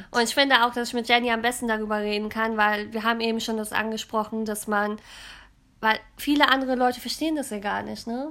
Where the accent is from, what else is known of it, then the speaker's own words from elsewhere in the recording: Cologne, North Rhine-Westphalia, Germany; also born or lived in London; ich bin ja hier in Deutschland geboren und auch hier in der Gegend in Köln